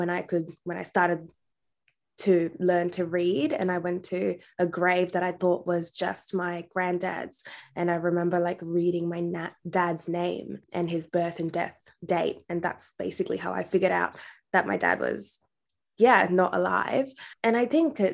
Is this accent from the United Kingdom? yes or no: no; India; now in Western Australia, Australia; I was born in India, and I was born in a predominantly female household. So I grew up with my aunties and grandparents